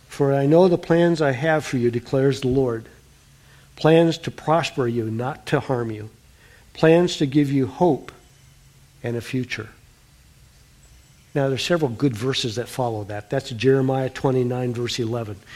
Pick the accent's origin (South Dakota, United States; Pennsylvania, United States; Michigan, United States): South Dakota, United States; born there; Daryl, Annie and I have grown up in the middle of the United States. She's born in North Dakota. I was born in South Dakota.